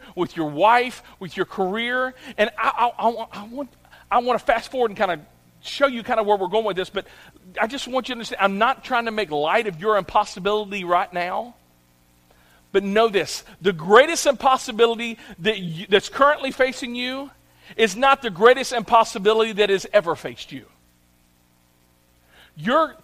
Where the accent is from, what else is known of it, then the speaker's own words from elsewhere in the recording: Clarksville, United States; I grew up here in Clarksville